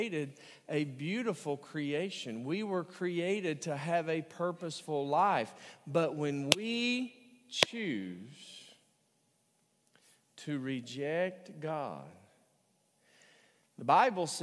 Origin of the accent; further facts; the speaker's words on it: the South, United States; a theater in my hometown. That is the Lyric Theater